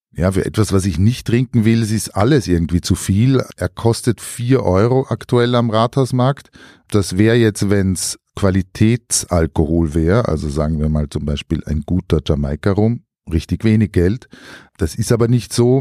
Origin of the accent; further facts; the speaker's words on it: Styria, Austria; in meiner Kindheit noch in der Steiermark